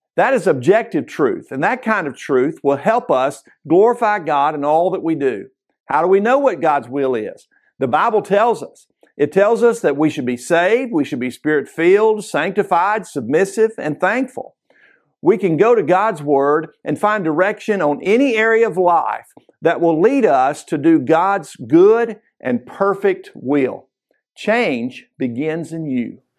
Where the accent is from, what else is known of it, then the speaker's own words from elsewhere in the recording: Kentucky, United States; growing up in Kentucky